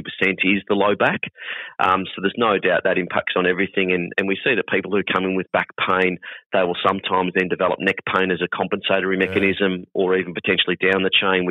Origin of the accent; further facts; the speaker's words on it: Hoppers Crossing, Victoria, Australia; I'm born and bred Hoppers boy